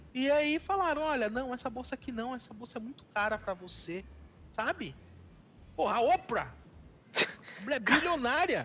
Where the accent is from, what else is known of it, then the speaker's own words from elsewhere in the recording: Northeast Region, Brazil; also born or lived in São Paulo; eu sou nordestino e eu sei o que o nordestino passa nesse país